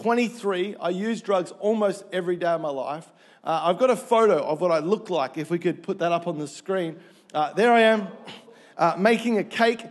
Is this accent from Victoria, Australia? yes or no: yes; Melbourne, Victoria, Australia; moved away; I grew up in Melbourne